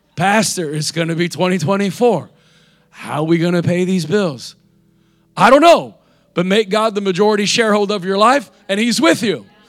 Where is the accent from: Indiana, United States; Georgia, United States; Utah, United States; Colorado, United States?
Indiana, United States; now in South Florida, United States; I'm from Indiana